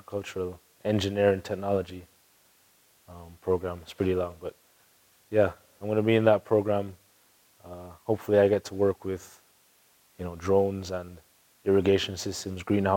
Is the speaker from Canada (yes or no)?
no; Jamaica; moved away; I'm Jamaican